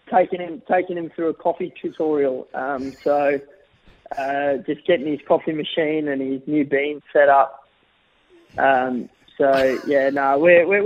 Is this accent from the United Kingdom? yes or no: no; Australia; I'm Australian through and through, and I, you know, I, I love playing for Australia